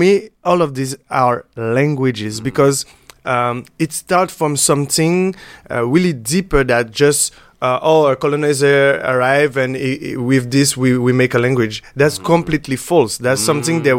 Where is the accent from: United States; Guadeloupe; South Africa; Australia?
Guadeloupe; Pointe-à-Pitre; You know me, from Guadeloupe, but I'm from Pointe-à-Pitre. Pointe-à-Pitre is really urban city